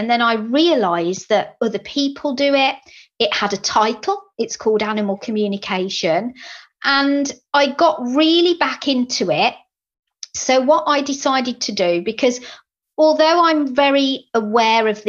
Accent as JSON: {"language": "English", "town": "Birmingham", "region": "West Midlands", "country": "United Kingdom", "accent": "Brummie", "said": "my Brummie accent"}